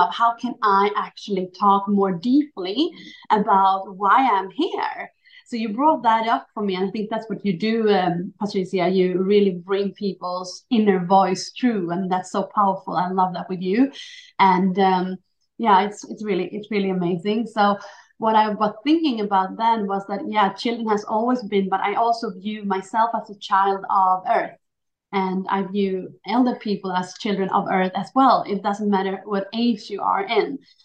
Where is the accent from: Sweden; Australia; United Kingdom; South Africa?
Sweden; also born or lived in Chile; I was born in Chile, so I was adopted to Sweden when I was 11 weeks old. So I always been, you know, not Swedish but Swedish